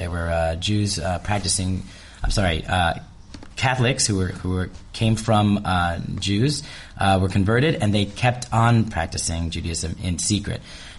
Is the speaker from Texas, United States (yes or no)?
no; New Jersey, United States; moved away as an adult; now in Palma, Spain; I am originally from the United States of America, born and raised in the state of New Jersey.